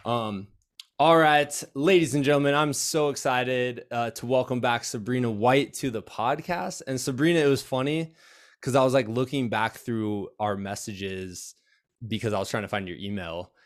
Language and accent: English; United States; when I was growing up on the Mississippi River